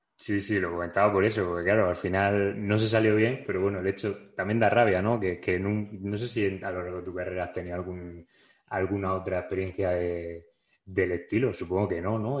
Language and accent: Spanish; Region of Murcia, Spain; soy de Murcia